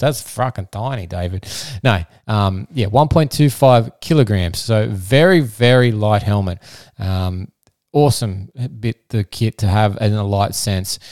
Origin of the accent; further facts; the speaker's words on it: Australia; I'm an Australian physiotherapist